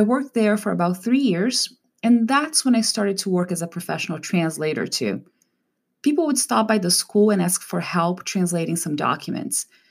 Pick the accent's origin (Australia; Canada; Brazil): Brazil; English is a second language; moved away as an adult; now in California, United States; In Brazil, we usually have English classes from a very early age